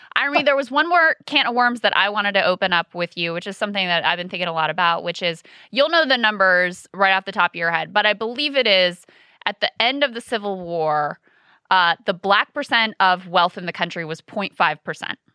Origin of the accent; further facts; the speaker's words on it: King George County, Virginia, United States; I live in King George County, Virginia, and people know that as my hometown